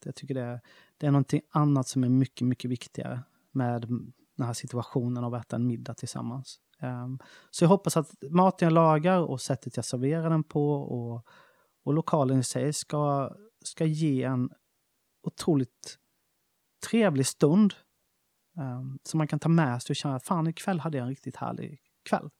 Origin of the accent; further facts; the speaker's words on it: Smålandsstenar, Jönköping County, Sweden; moved away; när vi var 13-14 år så startade vi en skateboardförening i Smålandstena, där jag kommer ifrån